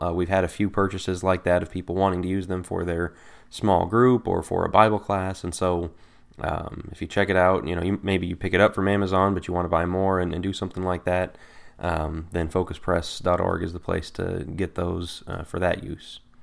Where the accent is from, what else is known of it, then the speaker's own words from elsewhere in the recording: Colorado, United States; I'm from Colorado